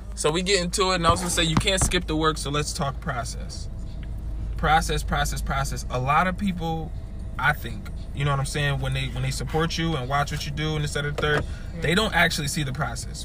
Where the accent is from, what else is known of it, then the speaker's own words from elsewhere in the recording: Massachusetts, United States; moved away; also born or lived in Quincy, Florida; I was born in Massachusetts